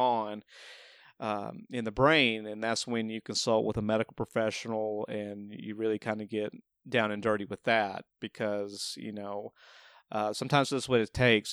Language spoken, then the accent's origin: English; the South, United States; being from the South